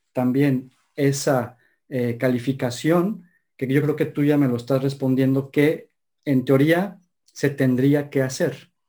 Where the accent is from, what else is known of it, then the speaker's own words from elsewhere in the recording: Puebla, Mexico; Oye, Puebla, es que yo soy poblano, Mr. Este René. ¿Perdona? Creo que yo soy poblano, René. ¿Qué dices de Puebla?